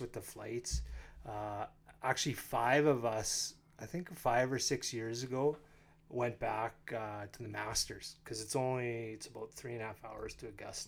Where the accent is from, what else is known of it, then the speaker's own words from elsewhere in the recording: North Battleford, Saskatchewan, Canada; moved away as an adult; also born or lived in Red Deer; now in Lloydminster, Canada; I am from North Battleford